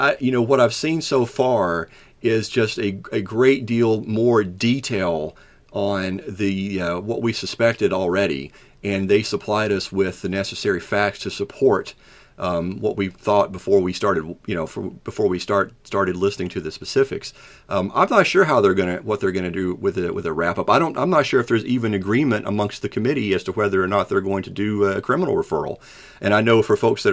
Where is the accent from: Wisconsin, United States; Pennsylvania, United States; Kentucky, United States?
Kentucky, United States; I'm from Kentucky